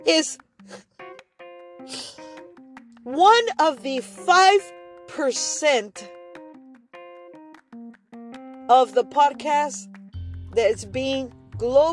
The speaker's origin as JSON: {"language": "English", "country": "Argentina", "moved": "yes", "said": "Argentina being one of them. My home country. My homeland"}